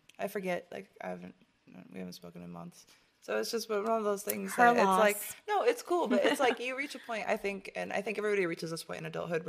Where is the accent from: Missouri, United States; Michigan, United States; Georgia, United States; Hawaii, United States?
Michigan, United States; Shout out to Detroit. {S2} Hey. {S1} From my home state.